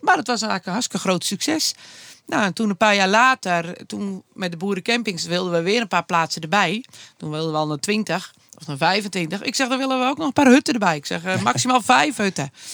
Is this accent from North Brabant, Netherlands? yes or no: no; Anna Paulowna, North Holland, Netherlands; zijn we begonnen in Annapolona, waar ik geboren ben